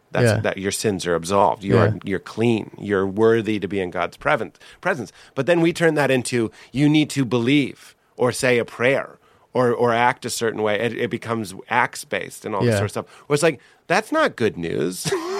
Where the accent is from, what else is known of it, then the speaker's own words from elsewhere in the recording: Nashville, Tennessee, United States; I'm from Nashville and I was raised Christian, so I'm going to be a Christian.